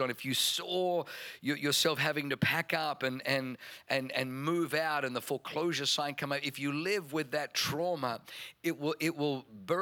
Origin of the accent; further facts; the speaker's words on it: Germany; first language German; English is a second language; moved away; being born in Germany. German was my first language.